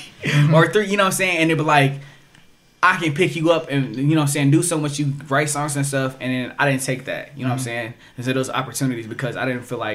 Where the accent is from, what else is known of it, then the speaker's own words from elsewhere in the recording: Toledo, Ohio, United States; I'm from Toledo